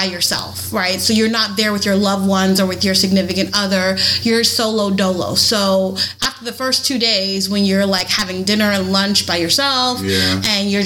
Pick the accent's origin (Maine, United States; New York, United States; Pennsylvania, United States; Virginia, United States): New York, United States; now in Florida, United States; I'm from New York originally